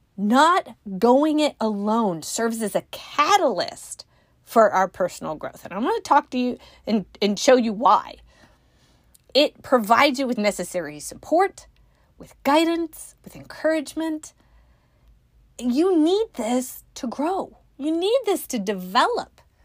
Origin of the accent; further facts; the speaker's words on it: Northern California, United States; now in Midwest, United States; I grew up in Northern California